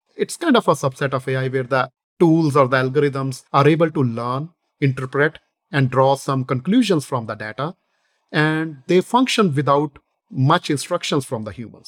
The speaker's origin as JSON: {"language": "English", "region": "northern India", "country": "India", "tie": "born or raised there", "moved": "as an adult", "lives_now": "United States", "said": "I was born in India, the northern portion of India, uh, in a businessman family."}